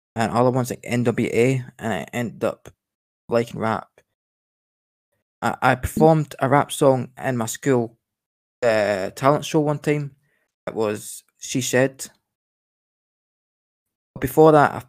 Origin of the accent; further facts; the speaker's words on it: Glasgow, Scotland, United Kingdom; I'm a Scottish Glasgow rapper.